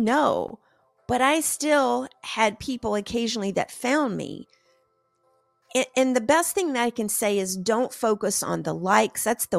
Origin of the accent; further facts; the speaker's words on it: the South, United States; because I'm from the South, a watched pot never boils.